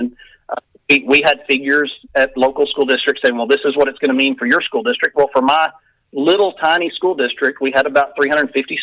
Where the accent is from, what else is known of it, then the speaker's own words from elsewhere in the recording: Texas, United States; I had gone back to my hometown as superintendent.